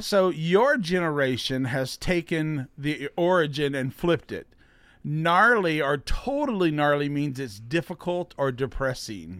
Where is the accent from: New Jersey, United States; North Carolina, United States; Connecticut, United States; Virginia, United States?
Virginia, United States; Alexandria; Kevin, who he and I grew up together out in Alexandria